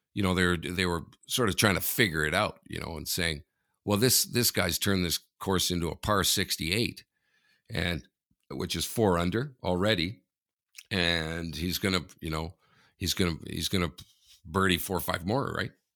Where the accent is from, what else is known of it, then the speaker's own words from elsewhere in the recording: Canada; I'm Canadian